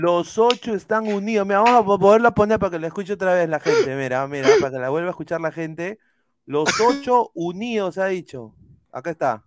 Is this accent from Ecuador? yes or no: no; Peru